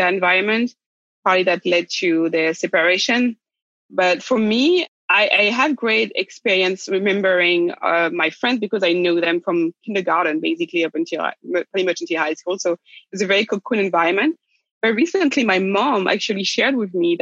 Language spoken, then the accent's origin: English; Rennes, Brittany, France; moved away; also born or lived in Brazzaville, Republic of the Congo / United States; We landed in France in a city called Rennes in the west side of France in a region called Brittany. That's where I grew up.